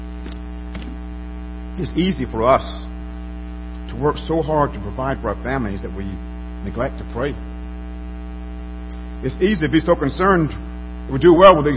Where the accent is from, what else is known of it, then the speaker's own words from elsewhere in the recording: Alabama, United States; as a little boy growing up in Alabama